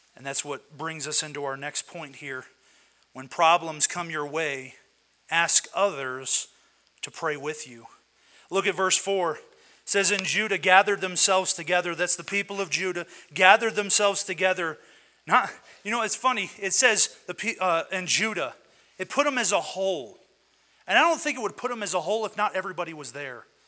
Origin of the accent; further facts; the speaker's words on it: West Virginia, United States; also born or lived in Michigan; now in Colorado, United States; I am from West Virginia. That's my blood, is West Virginia.